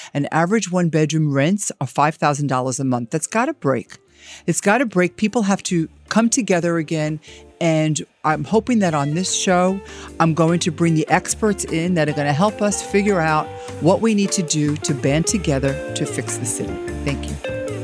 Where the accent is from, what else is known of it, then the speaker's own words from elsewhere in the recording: New York City, New York, United States; I grew up in Brooklyn.